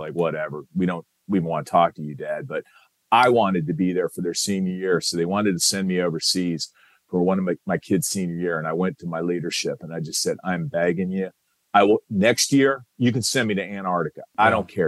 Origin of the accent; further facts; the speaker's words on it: Iowa City, Iowa, United States; moved away; I joined the Army Reserve when I was 17, served, I was in from Iowa City, Iowa